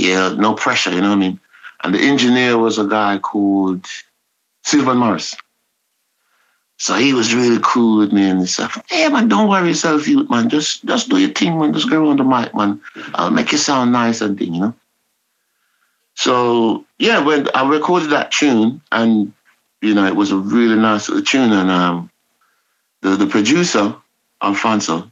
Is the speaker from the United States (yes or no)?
no; Kingston, Jamaica; I was born in Walton Park Road, in a kind of, not ghetto